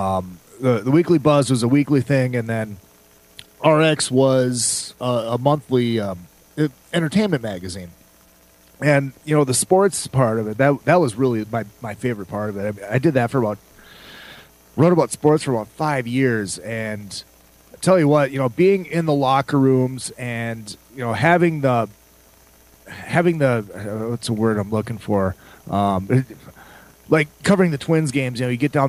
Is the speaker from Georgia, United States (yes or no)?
no; St. Cloud, Minnesota, United States; now in California, United States; I was born and raised in St. Cloud, Minnesota